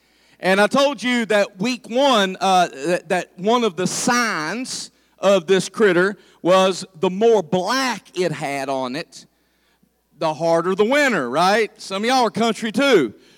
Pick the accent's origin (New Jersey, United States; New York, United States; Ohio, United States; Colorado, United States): Ohio, United States; and down there it's Ohio. And I moved up here, and I did not fit in, and everybody would ask me, where are you from? So I started changing my language, and now when I go home and visit, they say, ooh, listen to Mr. Fancy.